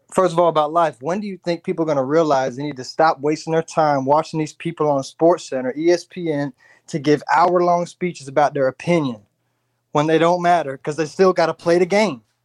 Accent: Port St. Lucie, Florida, United States; South Florida, man. Growing up in Port Saint Lucie

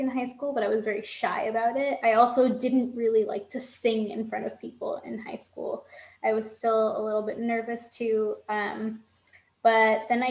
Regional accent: New York, United States; now in Florida, United States; I grew up in New York and I spent a lot of time in New York

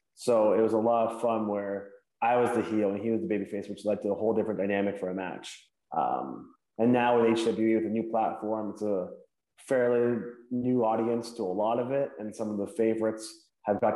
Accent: Hamilton, Ontario, Canada; my hometown, Hamilton, Ontario, somewhere I'm very proud to be from

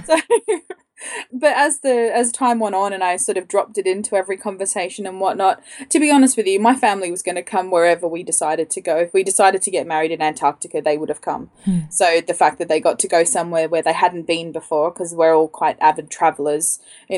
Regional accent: Australia; now in London, United Kingdom; I'm Australian and I live in London

